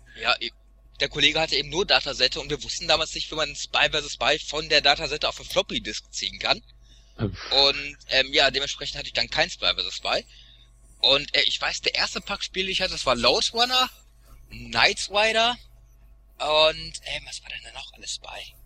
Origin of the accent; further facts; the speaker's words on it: Sauerland, North Rhine-Westphalia, Germany; moved away; ich bin ja in so einem Kuhdorf aufgewachsen im Sauerland